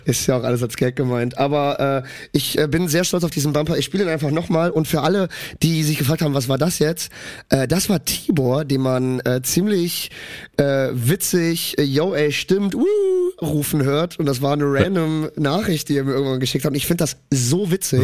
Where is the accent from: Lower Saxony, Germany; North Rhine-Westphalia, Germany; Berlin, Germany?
North Rhine-Westphalia, Germany; Cologne; ich komme aus Köln. Äh, normal. Wir Kölner oder generell aus N R